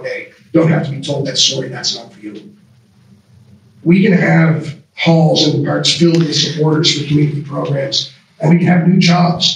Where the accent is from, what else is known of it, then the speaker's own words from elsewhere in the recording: Smiths Falls, Ontario, Canada; I was born in Smiths Falls. I was raised in three different houses on Eagle Street